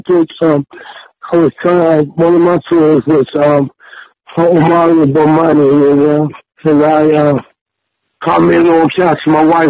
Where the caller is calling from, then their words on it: Wilmington, North Carolina, United States; Wilmington, North Carolina.